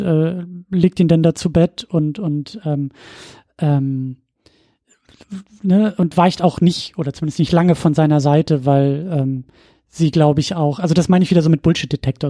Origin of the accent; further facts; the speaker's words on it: Husum, Schleswig-Holstein, Germany; weil das äh, meine Heimatregion ist